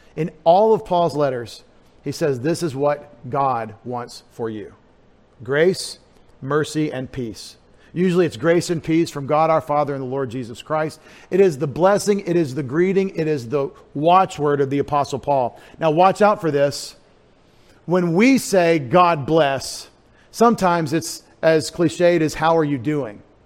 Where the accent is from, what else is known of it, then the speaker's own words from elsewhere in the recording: East Texas, United States; I grew up in East Texas, more like Georgia or, or Louisiana